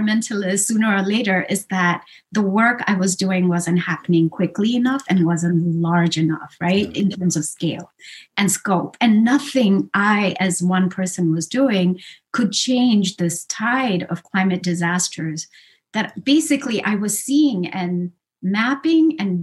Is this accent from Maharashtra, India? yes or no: no; Sikkim, India; I come from this really small place called Sikkim in, you know, which is south of Tibet and sort of sandwiched between Nepal and Bhutan. It's a northeastern state in India.